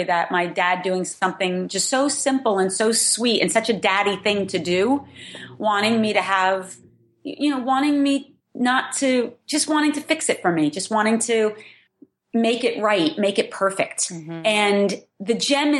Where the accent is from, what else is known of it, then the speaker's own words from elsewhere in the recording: New Jersey, United States; Growing up in New Jersey, growing up and not really having any kind of formal education